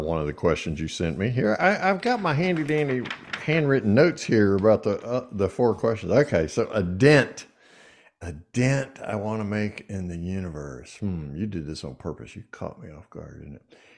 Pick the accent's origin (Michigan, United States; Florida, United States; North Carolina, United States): North Carolina, United States; Eastern; growing up in Eastern North Carolina